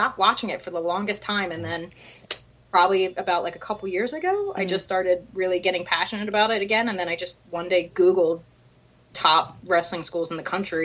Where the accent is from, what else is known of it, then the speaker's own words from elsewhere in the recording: Philadelphia, Pennsylvania, United States; I'm from Philly